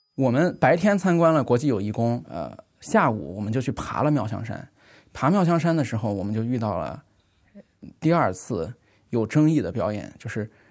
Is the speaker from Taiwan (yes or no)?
no; China; 我们中国人